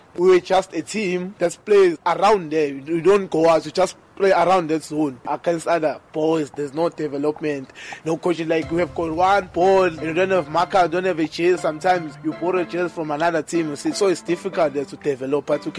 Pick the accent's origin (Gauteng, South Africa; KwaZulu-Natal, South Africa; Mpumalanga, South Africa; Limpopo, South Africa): KwaZulu-Natal, South Africa; Manguzi, KwaMhlabuyalingana, northern; moved away as an adult; now in Durban, South Africa; I'm from Kwamhlabelingane, Manguze, the north of KwaZulu-Natal, next to Mozambique border.